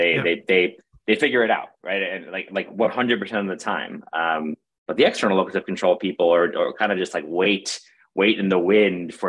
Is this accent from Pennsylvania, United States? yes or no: no; New York City, New York, United States; I grew up in Brooklyn, New York, had a wonderful upbringing in New York City in the 90s